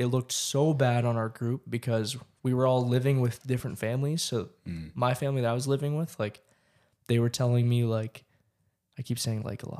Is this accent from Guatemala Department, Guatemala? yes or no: no; San Juan del Obispo, Sacatepéquez, Guatemala; San Juan del Obispo. That's where I lived, man. Mm-hmm. It's my hometown.